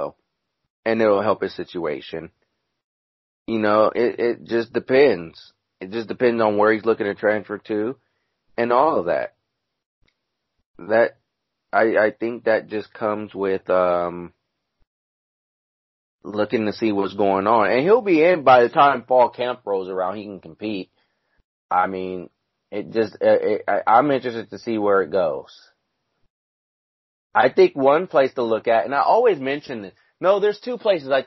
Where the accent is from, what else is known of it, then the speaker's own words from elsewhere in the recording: Los Angeles, California, United States; now in Bay Area, United States; I grew up in Los Angeles. I currently live in the Bay Area now.